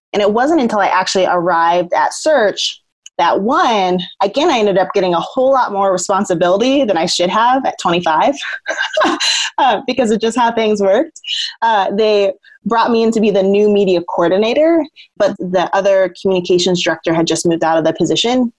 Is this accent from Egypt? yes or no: no; Southern Oregon, United States; I was born in Southern Oregon, in a more kind of white, affluent area, and I'm biracial.